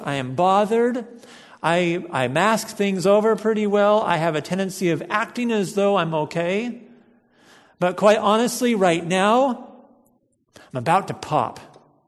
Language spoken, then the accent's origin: English; United States; We're American Christians, and I think in our culture here